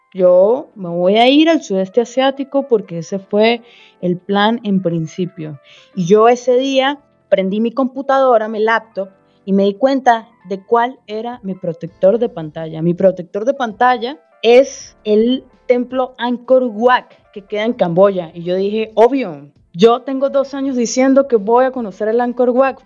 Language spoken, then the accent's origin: Spanish; Venezuela; accent: Venezuelan; moved away as an adult; now in Brazil; también soy de Venezuela, como se puede notar por mi acento